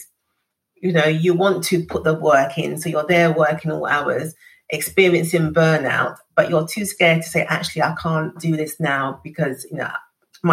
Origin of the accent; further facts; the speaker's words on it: London, United Kingdom; growing up in East London on a council estate